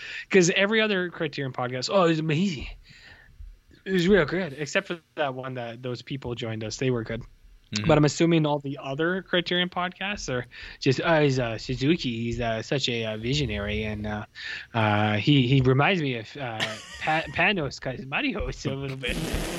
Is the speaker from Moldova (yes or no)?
no; Canada; As a Canadian person